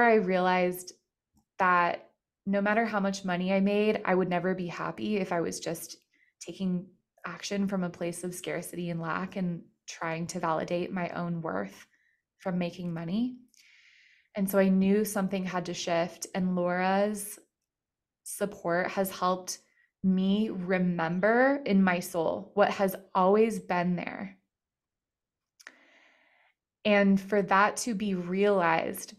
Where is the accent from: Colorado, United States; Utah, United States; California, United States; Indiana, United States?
Colorado, United States; I'm from Colorado